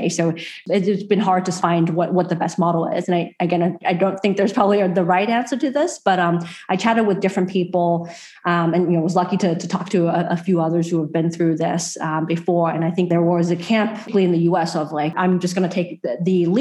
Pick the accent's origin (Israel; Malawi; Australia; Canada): Australia; I'm proud as an Australian